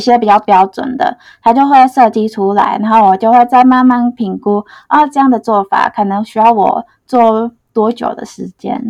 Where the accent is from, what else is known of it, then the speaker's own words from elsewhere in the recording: Indonesia; Chinese is a second language; moved away as an adult; now in Taiwan; 我来自印尼